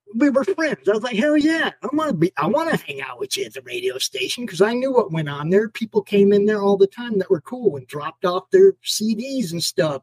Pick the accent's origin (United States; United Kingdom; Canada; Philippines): United States; Minneapolis, Minnesota; I was born in Minnesota